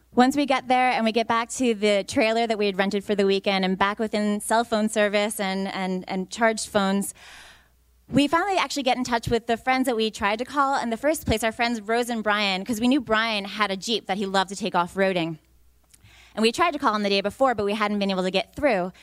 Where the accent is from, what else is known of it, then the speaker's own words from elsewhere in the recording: New York, United States; moved away; I'm from New York originally